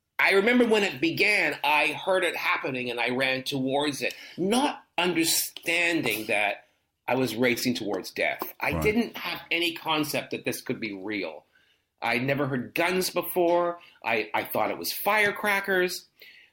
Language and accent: English; Canada; the way I grew up in Canada was much more British then.